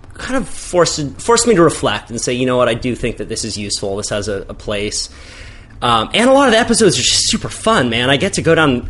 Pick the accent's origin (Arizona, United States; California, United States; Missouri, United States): California, United States; Santa Cruz; growing up in Santa Cruz